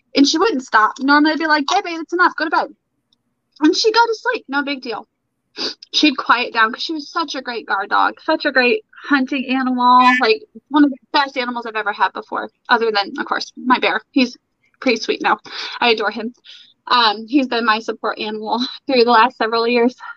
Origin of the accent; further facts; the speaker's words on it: Brown City, Michigan, United States; moved away; I was born, or not born, but I was raised in Michigan for my most of my life.